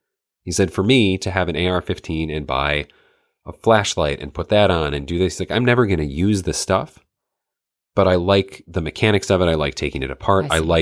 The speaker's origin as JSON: {"language": "English", "region": "Michigan", "country": "United States", "tie": "born or raised there", "said": "I grew up in the North Woods of Michigan. So people, it was hunting, like that's what you did."}